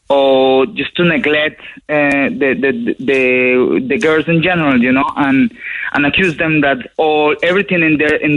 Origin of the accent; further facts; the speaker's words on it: Colombia; now in Ireland; I grew up in South America, in Colombia, you know, a really Catholic country.